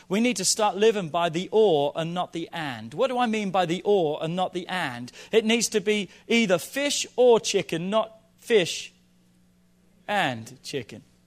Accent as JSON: {"language": "English", "region": "England", "country": "United Kingdom", "tie": "born or raised there", "moved": "yes", "lives_now": "United States", "said": "I grew up in England"}